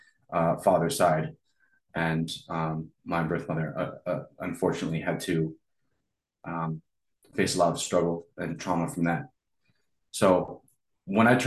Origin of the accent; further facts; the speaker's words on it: small farm town in Pennsylvania, United States; moved away as an adult; also born or lived in Reno, Nevada / Las Vegas, Nevada; now in Los Angeles, United States; with white parents, and we got adopted in this small little white farm town in Pennsylvania